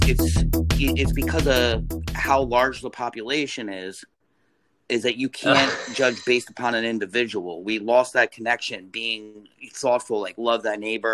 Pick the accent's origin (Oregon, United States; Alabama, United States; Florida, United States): Florida, United States; Deltona; moved away as an adult; also born or lived in Boca Raton, Florida / Deerfield Beach, Florida / Jacksonville, Florida / Seaside Heights, New Jersey; now in New York, United States; I was raised in Florida, just so you know, from in Deltona Lakes. I went to Deltona Lakes Elementary.